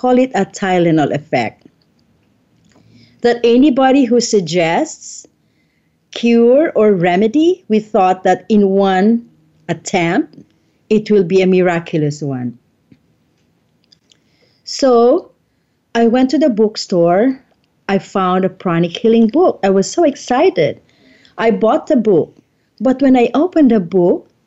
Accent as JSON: {"language": "English", "country": "Philippines", "said": "I'm from the Philippines"}